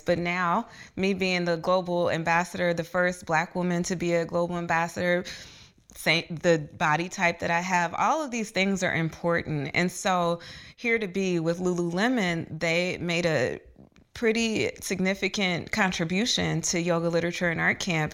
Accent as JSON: {"language": "English", "town": "Dayton", "region": "Ohio", "country": "United States", "tie": "born or raised there", "moved": "yes", "lives_now": "Atlanta, United States", "said": "growing up in Dayton, Ohio, in elementary school in the eighties and nineties"}